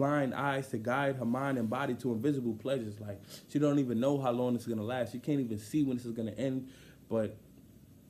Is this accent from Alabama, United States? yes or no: no; New York, United States; I'm from New York